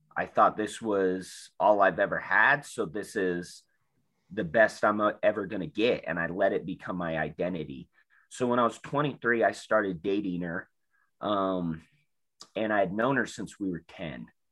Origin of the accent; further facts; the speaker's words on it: South Salt Lake, Utah, United States; I grew up in South Salt Lake